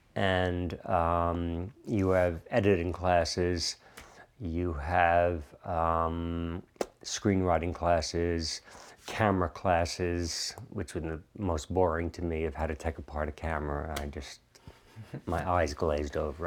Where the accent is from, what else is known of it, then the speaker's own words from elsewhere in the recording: New York, United States; moved away as an adult; growing up in New York